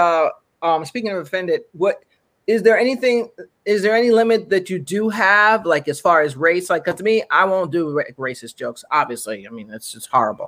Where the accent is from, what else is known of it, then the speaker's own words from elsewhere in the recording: United States; I'm American, maybe because I'm American